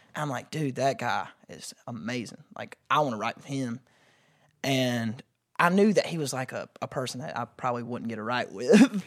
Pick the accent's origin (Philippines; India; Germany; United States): United States; Pageland, South Carolina; also born or lived in Columbia, South Carolina; I am from Pageland, Jefferson area, which is a really, like, small map dot